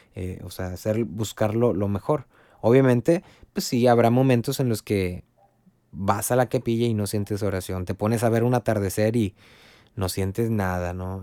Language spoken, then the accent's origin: Spanish; Río Bravo, Tamaulipas, Mexico; soy de Río Bravo, Tamaulipas